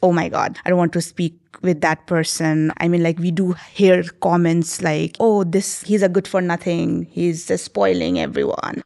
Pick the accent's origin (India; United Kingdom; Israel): India; Sikkim; my hometown, Sikkim